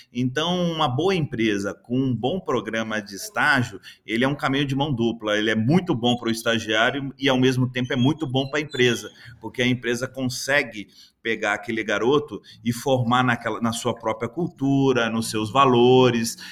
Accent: interior of Minas Gerais, Brazil; moved away; also born or lived in Belo Horizonte; eu sou do interior de Minas, é, formado em administração

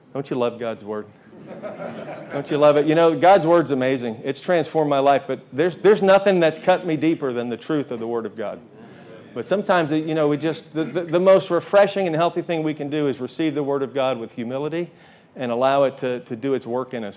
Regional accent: Long Island, New York, United States; moved away; I grew up in New York on Long Island

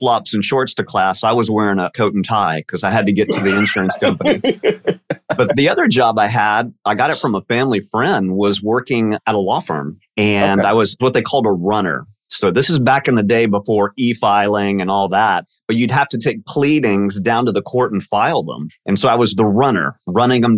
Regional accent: Dallas, Texas, United States; I am born and raised in Dallas, Texas

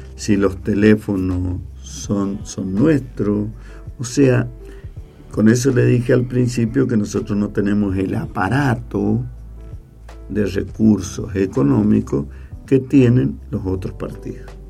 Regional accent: San Carlos, Mendoza, Argentina; somos San Carlinos

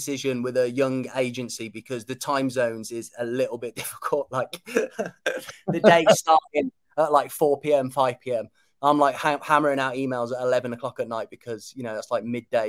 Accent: Kidderminster, West Midlands, United Kingdom; my dad's Cypriot, so I'm half Cypriot, but I was born and bred in Kidderminster, small town just outside of, like 40 minutes outside of Birmingham.

